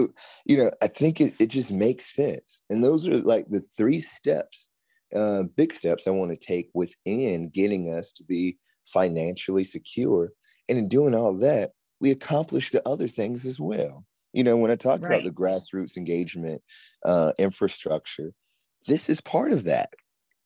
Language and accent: English; Aiken, South Carolina, United States; in my hometown of Aiken